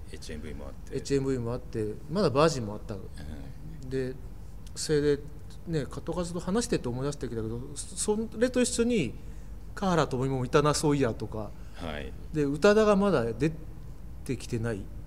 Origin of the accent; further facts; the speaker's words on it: Kochi, Japan; moved away as an adult; now in Tokyo, Japan; 高知から東京に来て